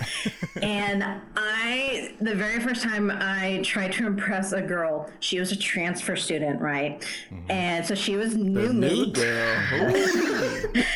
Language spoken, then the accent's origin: English; Dallas, Texas, United States; born or raised there; also born or lived in Abilene, Texas